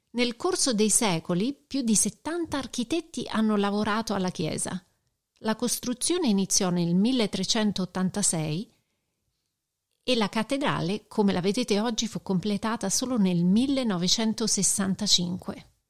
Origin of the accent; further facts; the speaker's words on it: Rome, Lazio, Italy; da romana